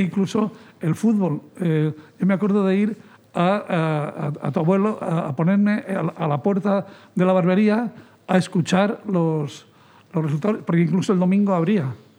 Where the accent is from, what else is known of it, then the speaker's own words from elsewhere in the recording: Fuentidueña de Tajo, Community of Madrid, Spain; Yo nací a 100 metros de la plaza, mm, de la plaza Mayor, de la plaza del pueblo, en el número 2 de la bajada al río